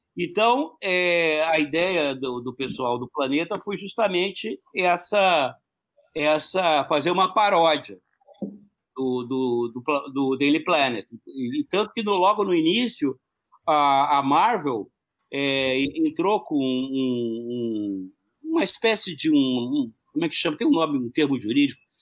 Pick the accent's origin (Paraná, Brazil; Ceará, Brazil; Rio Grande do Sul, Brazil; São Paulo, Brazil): Paraná, Brazil; Curitiba; eu sou do Paraná, sou de Curitiba